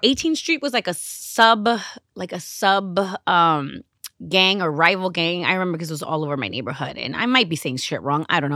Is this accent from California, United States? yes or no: yes; Los Angeles, California, United States; growing up in Los Angeles in the early nineties